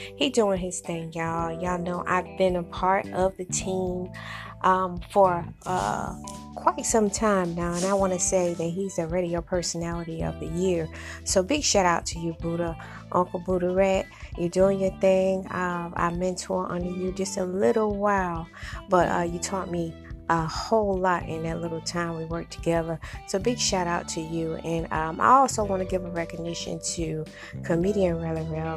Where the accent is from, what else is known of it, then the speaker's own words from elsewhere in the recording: South Carolina, United States; now in Memphis, United States; I'm straight from South Carolina